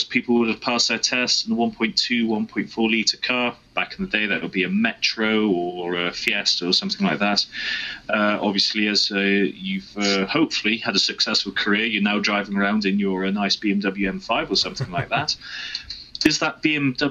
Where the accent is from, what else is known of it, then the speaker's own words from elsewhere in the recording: Jersey; I'm from Jersey. 40-mile-an-hour speed limits over here.